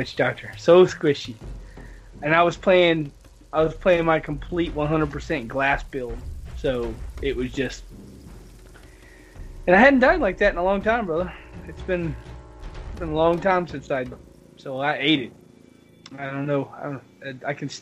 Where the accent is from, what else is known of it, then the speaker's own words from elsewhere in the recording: the South, United States; I'm from the South